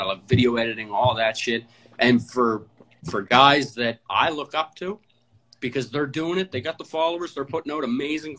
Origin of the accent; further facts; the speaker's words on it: Halifax, Nova Scotia, Canada; I'm from Halifax. I was born and raised in Halifax, Herring Cove, Spryfield